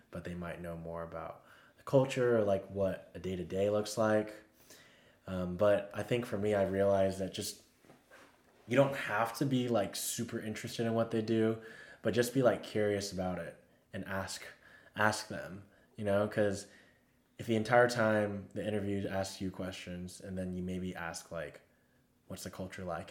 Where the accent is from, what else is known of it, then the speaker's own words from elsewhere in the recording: Texas, United States; I'm from Texas